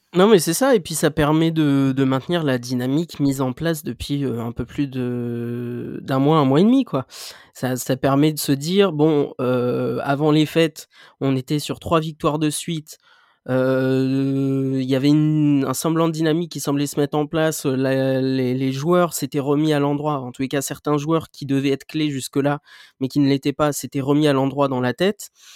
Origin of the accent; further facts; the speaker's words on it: Normandy, France; je suis normand